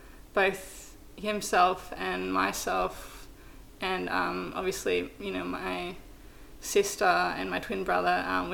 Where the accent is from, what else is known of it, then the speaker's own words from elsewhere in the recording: New South Wales, Australia; and in between that is, like, this tiny little coastal town. So, yeah, that's where I grew up